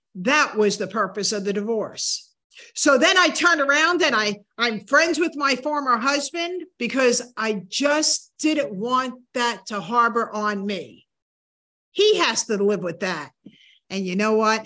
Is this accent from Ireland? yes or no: no; New Hampshire, United States; moved away; New Hampshire was my hometown